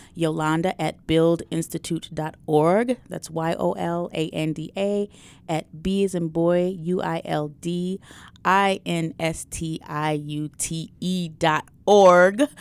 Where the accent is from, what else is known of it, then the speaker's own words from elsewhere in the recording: Detroit, Michigan, United States; that's my hometown. That's where, where I grew up.